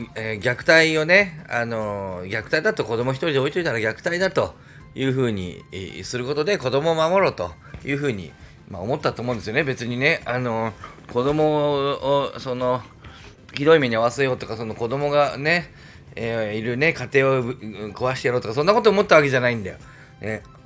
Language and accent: Japanese; Nagoya, Aichi, Japan; accent: Nagoya dialect (weakening); 僕らも名古屋弁が薄い